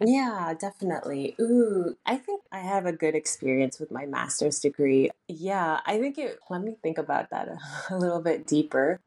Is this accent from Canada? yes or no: yes; Toronto, Ontario, Canada; moved away as an adult; also born or lived in Vancouver, Canada; now in Tokyo, Japan; born and raised in Toronto, Canada